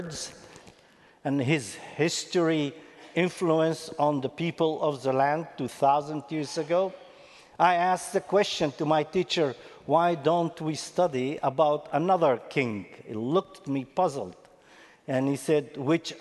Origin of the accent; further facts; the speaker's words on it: Lod, Central District, Israel; my hometown, Lida, it is a city that it is famous for St. George